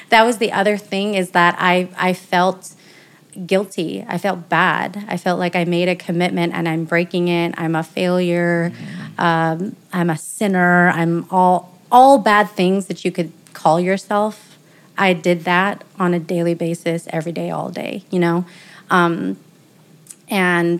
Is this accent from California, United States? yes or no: yes; the Bay Area, California, United States; now in Las Vegas, United States; I live here in Las Vegas, Nevada. I'm originally from California, the Bay Area, so not too far, neighbor state